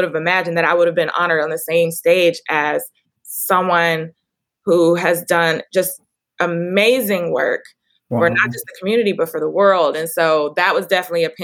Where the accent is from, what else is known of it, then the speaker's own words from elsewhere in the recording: Dallas, Texas, United States; I'm now moving to open a wellness studio where I grew up in Oak Cliff